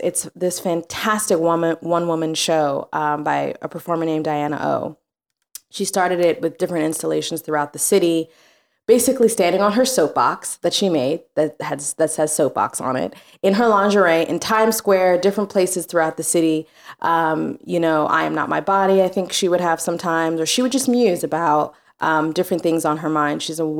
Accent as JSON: {"language": "English", "region": "Louisiana", "country": "United States", "lives_now": "New York, United States", "said": "He's from Georgia. I'm from Louisiana."}